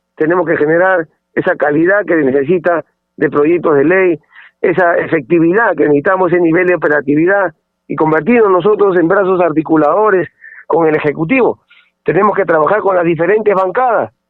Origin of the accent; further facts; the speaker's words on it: Pisco, Ica, Peru; soy de Ica, de Pisco